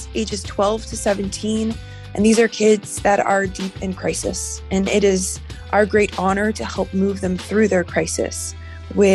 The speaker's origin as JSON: {"language": "English", "town": "Miami", "region": "Florida", "country": "United States", "tie": "born or raised there", "moved": "yes", "lives_now": "Los Alamitos, United States", "said": "I grew up in Miami, Florida, so I definitely identify as a Miami girl. And I grew up in a difficult home situation, in poverty with significant abuse and neglect."}